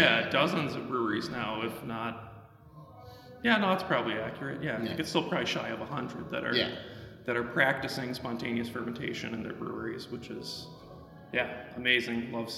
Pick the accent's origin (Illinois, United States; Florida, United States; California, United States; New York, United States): Illinois, United States; Chicago; I call Chicago home, yes.